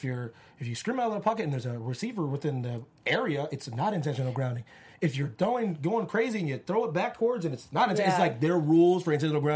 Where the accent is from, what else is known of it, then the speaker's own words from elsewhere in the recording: East Coast, United States; I'm from the East Coast.